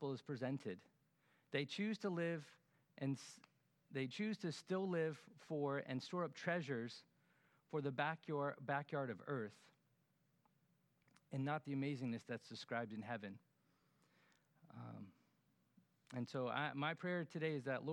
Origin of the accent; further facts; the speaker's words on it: Florida, United States; us Floridians